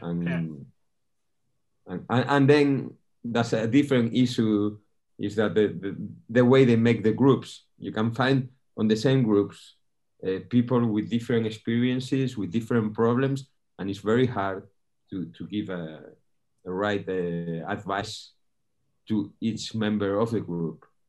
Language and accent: English; northern Spain, Spain; moved away as an adult; also born or lived in Canary Islands; now in Fuerteventura, Spain; I'm from from Spain. I'm uh, actually was born in the north of Spain. I've been living here in the Canary Islands for ten years now